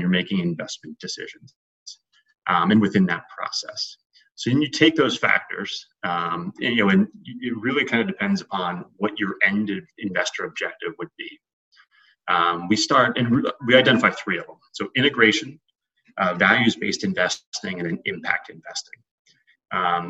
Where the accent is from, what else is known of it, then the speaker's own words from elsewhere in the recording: Philadelphia, Pennsylvania, United States; moved away as an adult; now in New York City, United States; I grew up in Philadelphia